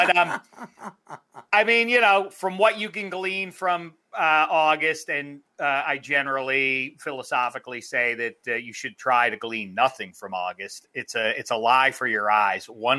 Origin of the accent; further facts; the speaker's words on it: Pittsburgh, Pennsylvania, United States; I'm from Pittsburgh